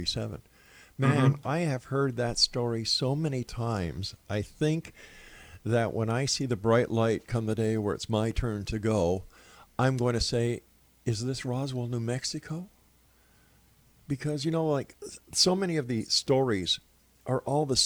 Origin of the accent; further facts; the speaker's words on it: Canada; I'm a Canadian.